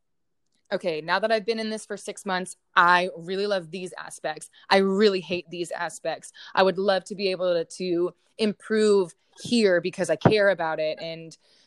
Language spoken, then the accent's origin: English; Houston, Texas, United States; now in Austin, United States; I'm originally from Houston, Texas